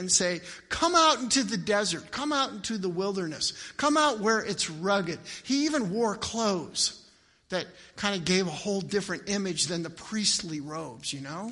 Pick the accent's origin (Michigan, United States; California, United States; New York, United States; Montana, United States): Montana, United States; Miles City; I grew up in Miles City, Montana, a town of 10,000.